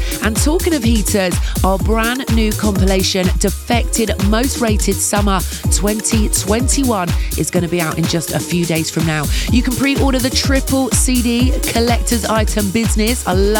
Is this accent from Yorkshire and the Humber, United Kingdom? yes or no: no; London, United Kingdom; It felt so good to be back behind the decks in my hometown.